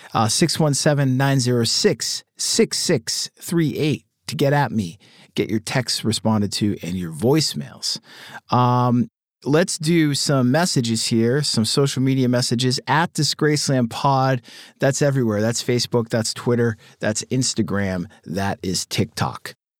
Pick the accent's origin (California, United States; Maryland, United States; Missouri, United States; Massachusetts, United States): Massachusetts, United States; Boston; growing up in Boston around that band